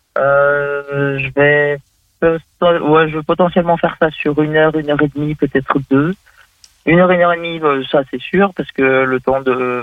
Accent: Vendée, Pays de la Loire, France; je suis de Vendée, Pays de la Loire, l'Ouest de la France

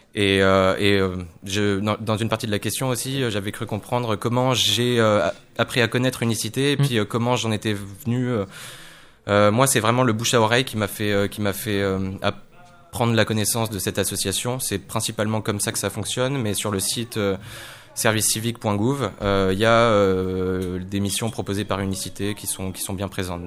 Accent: Poitiers, Nouvelle-Aquitaine, France; moved away as an adult; now in Tours, France; à la base, je viens de Poitiers

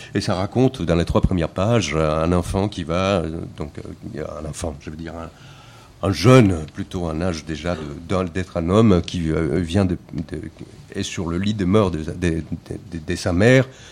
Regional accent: Colombia; moved away as an adult; now in France; Je, suis colombien. Je suis né en Colombie en 1975. Je suis arrivé en France en 99.

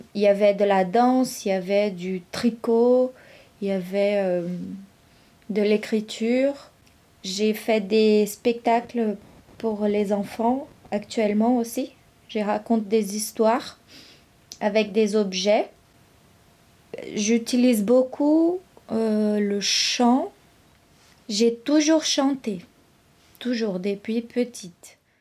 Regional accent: São Carlos, São Paulo, Brazil; first language Brazilian Portuguese; French is a second language; moved away as an adult; also born or lived in São José do Rio Preto / Londrina; now in Rennes, France; je suis née à São José do Rio Preto mais c'est une ville où j'ai jamais habité. En fait, j'ai grandi à San Carlos

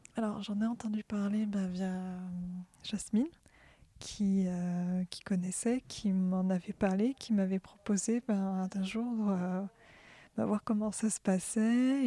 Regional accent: Orléans, Centre-Val de Loire, France; Je suis d'Orléans.

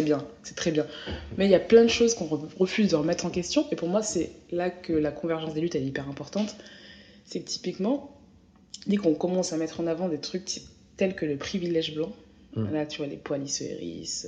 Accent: France; je suis française

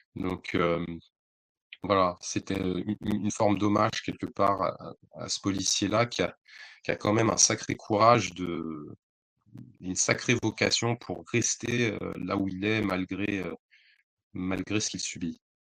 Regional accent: Bondy, Île-de-France, France; also born or lived in Le Blanc-Mesnil; je suis de Bondy, j'ai beaucoup habité au Blanc-Ménil, j'ai beaucoup traîné à Aulnay, donc c'est un peu ma sphère, c'est chez moi.

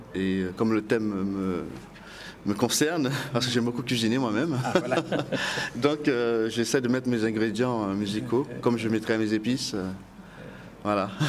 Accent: Guadeloupe; Je suis de Guadeloupe

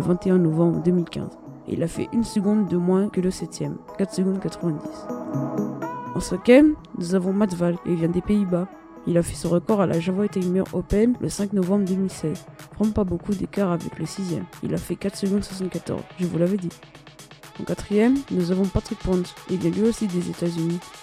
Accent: Réunion; je viens de La Réunion

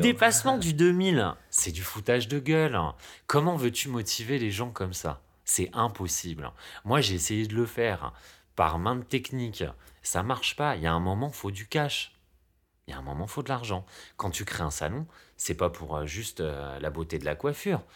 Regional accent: France; on est français

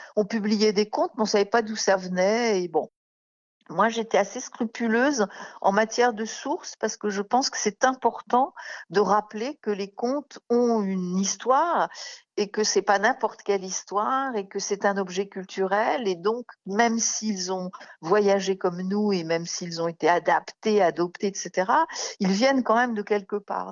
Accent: Paris, Île-de-France, France; je suis née à Paris et j'y vis en grande partie

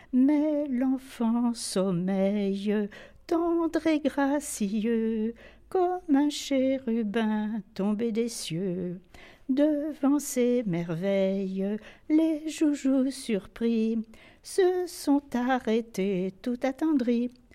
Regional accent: Enghien-les-Bains, Île-de-France, France; Je suis née à Anguin en 1928

